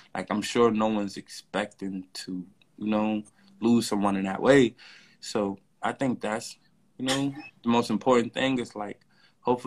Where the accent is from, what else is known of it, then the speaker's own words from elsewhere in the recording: New York City, New York, United States; I'm from Brownsville